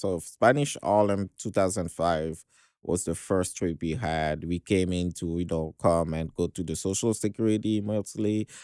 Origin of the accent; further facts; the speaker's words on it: Dakar, Senegal; I was born in Senegal, uh, Western Africa, uh, in Dakar, the capital.